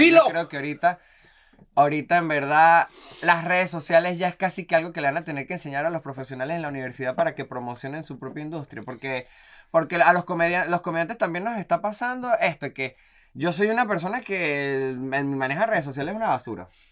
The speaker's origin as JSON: {"language": "Spanish", "country": "Venezuela", "also_born_or_lived": "Colombia", "moved": "yes", "lives_now": "Argentina", "said": "como venezolano"}